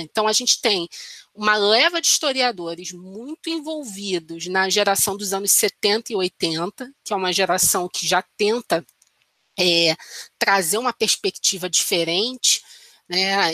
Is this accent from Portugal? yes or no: no; Brazil; eu, pelo menos como brasileira